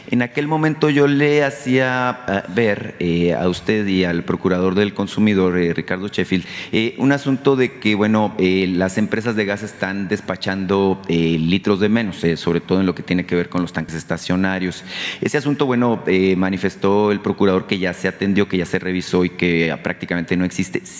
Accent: Sonora, Mexico; Usted sabe, yo vengo de Sonora.

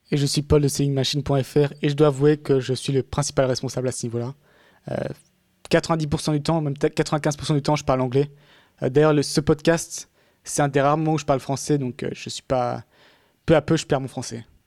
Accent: France; accent: half French, half English; moved away as an adult; also born or lived in England; en tant que Français

